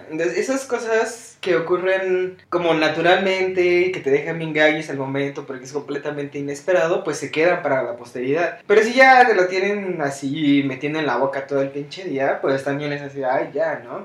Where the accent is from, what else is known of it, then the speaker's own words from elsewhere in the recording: Mexico City, Mexico; siendo mexicano y criándonos en este, en la mera Ciudad de México